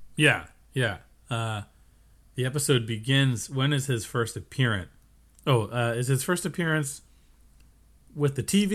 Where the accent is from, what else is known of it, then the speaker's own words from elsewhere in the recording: United States; we're American.